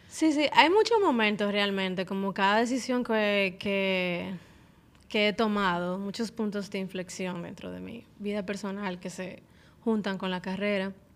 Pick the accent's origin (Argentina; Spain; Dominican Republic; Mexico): Dominican Republic; soy cantante, artista dominicana, soy mamá